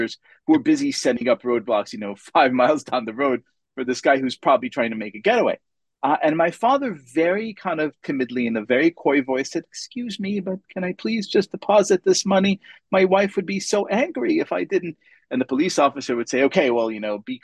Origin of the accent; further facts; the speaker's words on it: Israel; English is a second language; moved away; Growing up in Israel